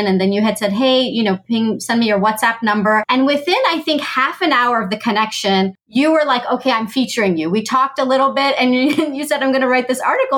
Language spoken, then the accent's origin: English; United States; I was born and raised in the US